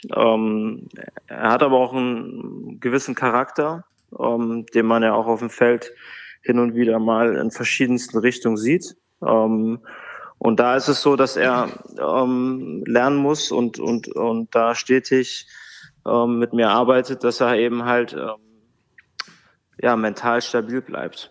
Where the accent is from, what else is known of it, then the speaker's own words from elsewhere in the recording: Bad Hersfeld, Hesse, Germany; moved away as an adult; also born or lived in Bremerhaven / Hamburg; now in Frankfurt, Germany; in Bad Hersfeld, in meiner Heimatstadt